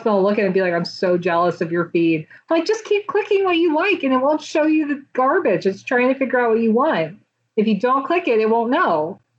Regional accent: the South, United States; because I grew up in the South and I didn't really know anyone else that was into this.

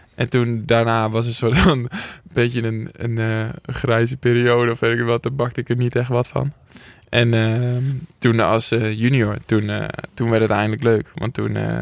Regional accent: Schalkwijk, Utrecht, Netherlands; ik kom dus uit Schalkwijk

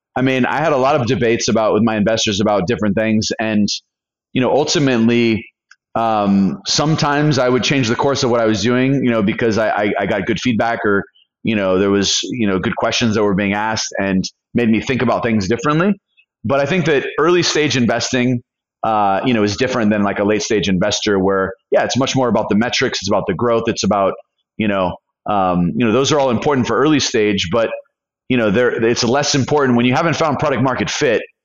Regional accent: California, United States; moved away as an adult; also born or lived in Colombia; I'm from California.

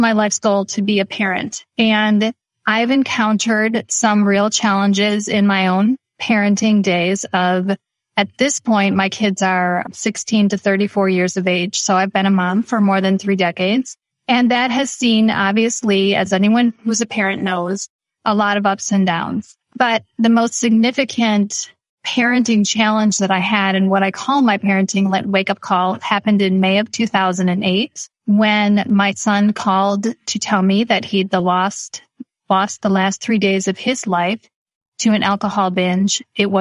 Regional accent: Midwest, United States; I was born and raised in the Midwest

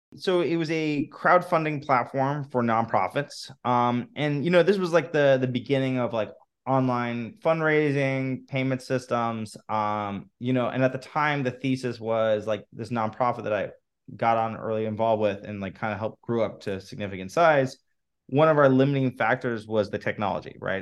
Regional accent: Los Angeles, California, United States; So, I grew up in, in Los Angeles

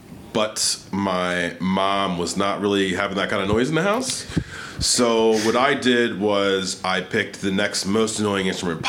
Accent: Bristol Township, Pennsylvania, United States; moved away as an adult; now in Philadelphia, United States; I grew up actually in the Burbs, Bristol Township, PA, okay. Just about 15 miles up 95.

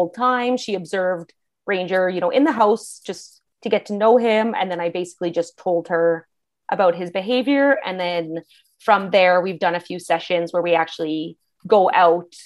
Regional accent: Canada; also born or lived in Alberta; I'm from Canada

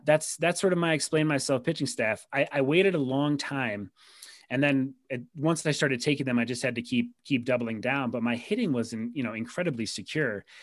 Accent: Rochester, New York, United States; my hometown minor league team, the Rochester Red Wings

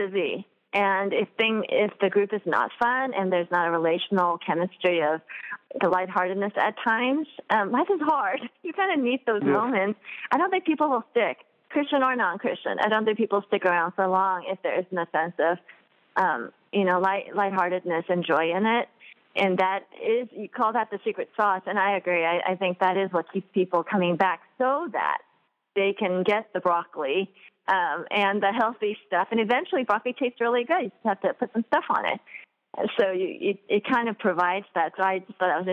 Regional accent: Southern California, United States; I'm from Southern California, and we're very conscious of, you know, calorie count and health and all

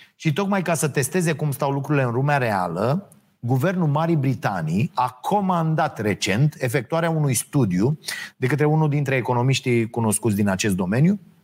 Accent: Romania

